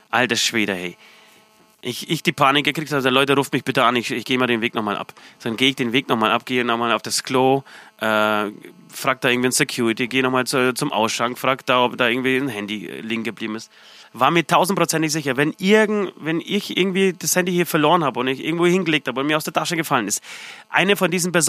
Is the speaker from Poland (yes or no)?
yes; Poland; Äh, aus Polen. Äh, erwähne ich jetzt nicht jedes Mal.